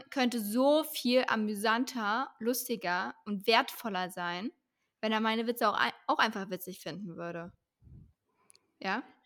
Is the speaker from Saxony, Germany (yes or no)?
yes; Leipzig, Saxony, Germany; ich komme halt aus Leipzig